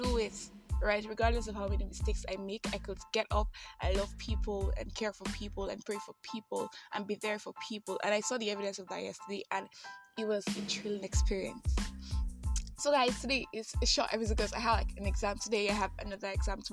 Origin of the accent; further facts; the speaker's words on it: Nigeria; I am that Nigerian Christian alcoholic